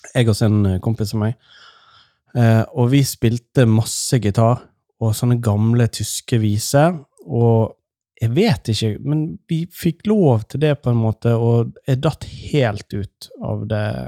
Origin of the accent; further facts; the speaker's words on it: Nordfjord, Vestland, Norway; I Nordfjord, der jeg kommer fra